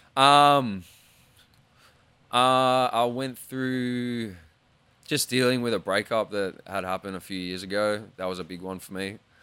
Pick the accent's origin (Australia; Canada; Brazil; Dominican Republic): Australia; being Australian